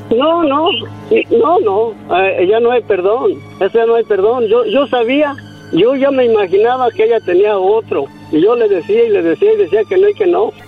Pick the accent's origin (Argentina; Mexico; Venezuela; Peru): Mexico; San Miguel Zapotitlán, Jalisco